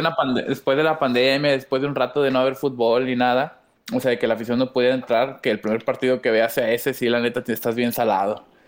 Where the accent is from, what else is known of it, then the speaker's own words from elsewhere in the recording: San Luis Potosí, Mexico; now in Nuevo León, Mexico; yo nací eh, en San Luis Potoyés